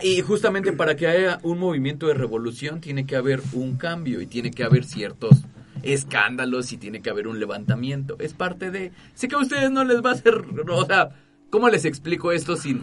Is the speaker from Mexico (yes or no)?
yes; Mexico; Somos ciudadanos mexicanos.